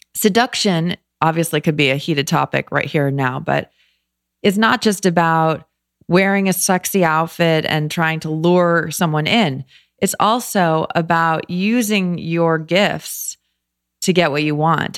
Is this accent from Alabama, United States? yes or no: no; Los Angeles, California, United States; moved away as an adult; also born or lived in New York / Philadelphia; I grew up